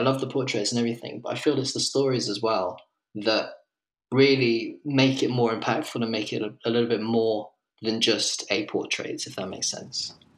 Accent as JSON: {"language": "English", "region": "England", "country": "United Kingdom", "also_born_or_lived": "Colombia / London", "moved": "as an adult", "lives_now": "Lisbon, Portugal", "said": "I'm an English photographer, photographic artist, I guess, living in Lisbon"}